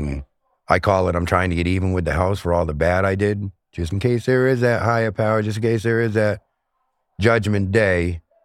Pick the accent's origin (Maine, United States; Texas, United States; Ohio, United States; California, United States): Maine, United States; Portland; now in Auburn, United States; I'm from Portland, Maine. I now live in Auburn, Maine.